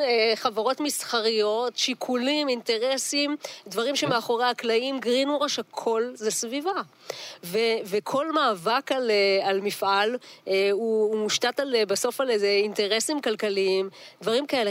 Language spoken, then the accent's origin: Hebrew; Kiryat Yam, Haifa District, Israel; נולדתי וגדלתי בקריית ים